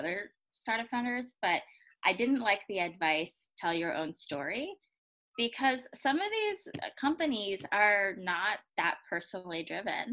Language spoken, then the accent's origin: English; United States; I grew up in the United States